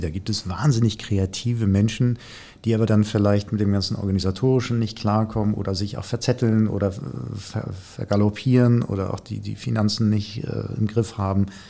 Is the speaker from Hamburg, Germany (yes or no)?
yes; Hamburg, Germany; hier in meiner Heimatstadt